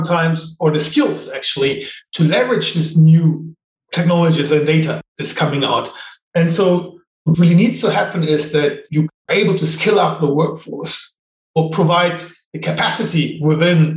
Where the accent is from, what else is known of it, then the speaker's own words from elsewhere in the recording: Germany; moved away as an adult; also born or lived in United States / Japan / Ireland; now in United Kingdom; I grew up in Germany